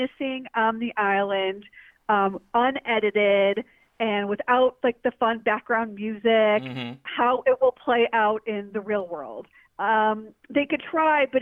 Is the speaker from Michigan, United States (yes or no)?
yes; Detroit, Michigan, United States; now in New York, United States; Even though I have not lived in Detroit since 1994, I still always consider myself a Detroiter.